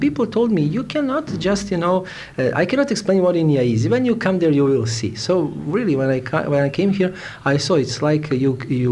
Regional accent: Novi Sad, Vojvodina, Serbia; English is a second language; also born or lived in Sweden / Italy; I'm from Yugoslavia, specifically from Serbia. My native town where I was born is Novi Sad, and now I am also living there.

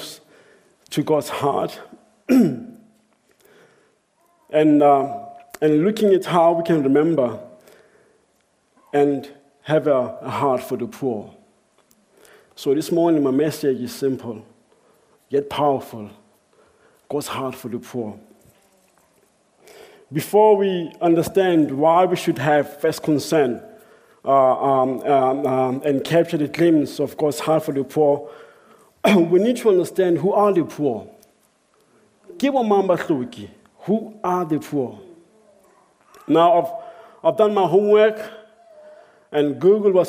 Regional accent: South Africa; I grew up in South Africa.

